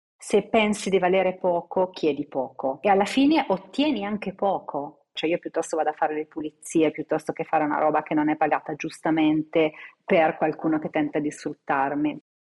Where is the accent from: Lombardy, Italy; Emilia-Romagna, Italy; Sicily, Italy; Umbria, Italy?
Umbria, Italy; Città di Castello; Io sono nata in Umbria, quella che chiamo la mia profonda Louisiana, a Città di Castello